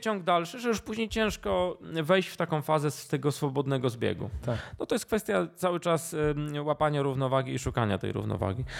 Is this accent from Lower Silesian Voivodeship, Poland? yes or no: yes; Duszniki-Zdrój, Lower Silesian Voivodeship, Poland; also born or lived in Kłodzko; pochodzę z Dusznik Zdroju. Może nie urodziłem się w Dusznikach, dlatego że w, w tym okresie, kiedy ja się rodziłem, był zamknięty e, oddział położniczy, więc się urodziłem w Kłodzku. Ale mieszkałem od urodzenia w Dusznikach